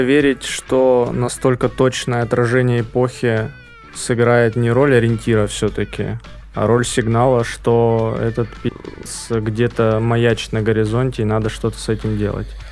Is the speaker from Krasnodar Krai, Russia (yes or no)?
yes; Krasnodar Krai, Russia; я же рос на Кубани